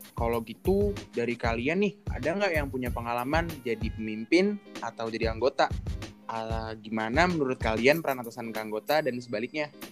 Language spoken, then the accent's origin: Indonesian; Jakarta, Indonesia; aku dari Jakarta aku di SMA 21 dulu